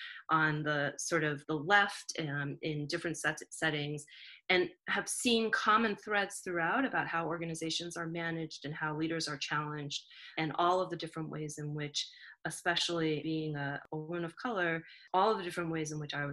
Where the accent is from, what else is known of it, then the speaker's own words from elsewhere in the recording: New Jersey, United States; moved away as an adult; also born or lived in Boston; born and raised in Jersey